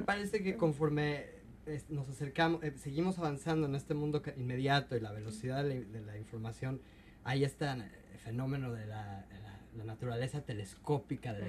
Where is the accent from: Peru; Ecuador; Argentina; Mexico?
Mexico; now in Seattle, United States; en mi caso, como mexicano